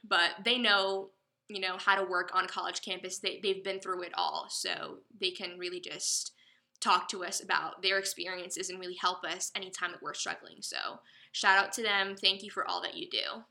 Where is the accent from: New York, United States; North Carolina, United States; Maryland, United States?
North Carolina, United States; Chapel Hill; also born or lived in Greenville, North Carolina; I'm from Chapel Hill, North Carolina